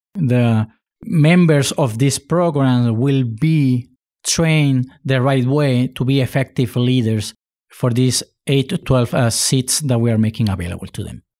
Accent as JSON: {"language": "English", "country": "Spain", "tie": "born or raised there", "also_born_or_lived": "Puerto Rico", "moved": "yes", "lives_now": "United States", "said": "I was born in Puerto Rico. My father is Spaniard, and I was raised in Spain."}